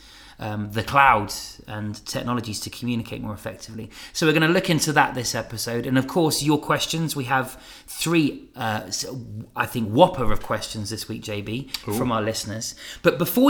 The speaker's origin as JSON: {"language": "English", "town": "Fleet", "region": "South East England", "country": "United Kingdom", "tie": "born or raised there", "said": "my hometown of Fleet, or Church Crookham, as my wife insists I call it"}